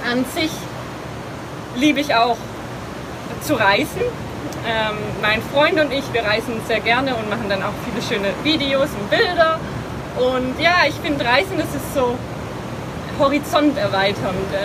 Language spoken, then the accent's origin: German; Lenningen, Baden-Württemberg, Germany; Also, ich komme aus der Nähe von Stuttgart, äh, bin in einem kleinen Dorf aufgewachsen namens Lenningen.